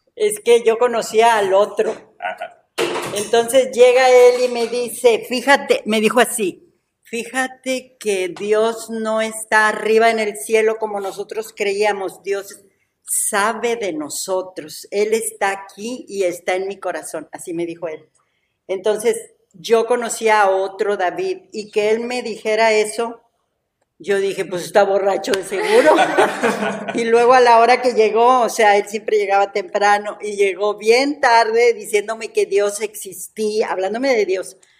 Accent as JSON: {"language": "Spanish", "town": "Ciudad Victoria", "region": "Tamaulipas", "country": "Mexico", "said": "Somos de Ciudad Victoria"}